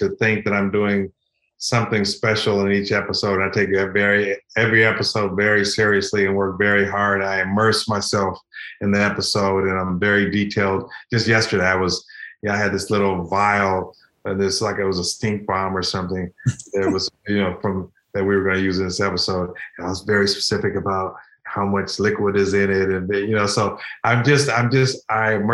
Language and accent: English; Pasadena or Altadena, California, United States; I grew up in Pasadena or Altadena